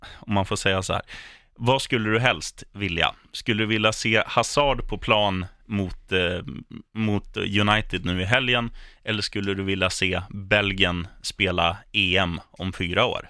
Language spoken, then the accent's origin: Swedish; Eskilstuna, Södermanland, Sweden; när jag spelade korpfotboll hemma i Eskilstuna. Mm. Då spelade jag med mina kompisar eh, och vi kommer från en stadsdel